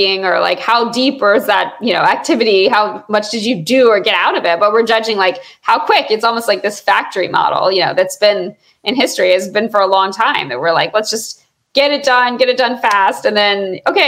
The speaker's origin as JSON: {"language": "English", "region": "Georgia", "country": "United States", "tie": "born or raised there", "said": "I grew up in Georgia"}